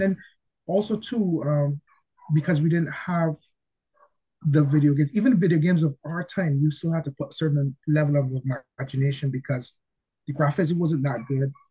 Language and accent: English; Barbados; I'm from Barbados